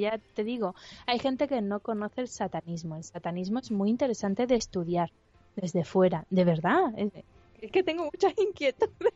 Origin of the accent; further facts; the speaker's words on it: Andalusia, Spain; yo soy andaluza y mi marido es vasco.